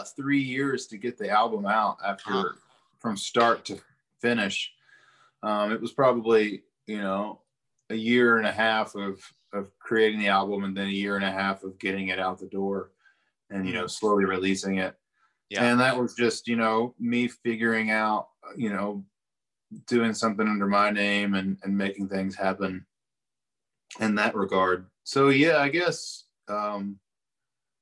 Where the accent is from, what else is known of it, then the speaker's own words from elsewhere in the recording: Eastern Kentucky, United States; growing up in Eastern Kentucky